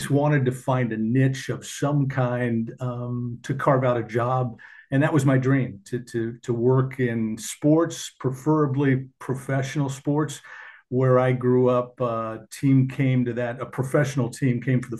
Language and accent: English; Portland, Oregon, United States; I grew up in Portland, Oregon